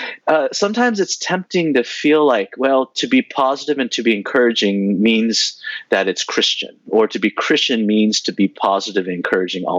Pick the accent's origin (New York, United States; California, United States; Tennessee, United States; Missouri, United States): California, United States; San Jose; I grew up in Northern California